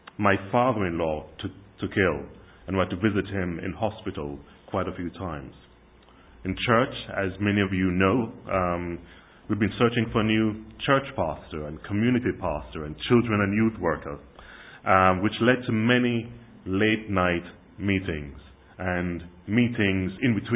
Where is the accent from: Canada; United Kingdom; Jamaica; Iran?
Jamaica; Kingston; moved away; When I was growing up in Jamaica in the 70s and 80s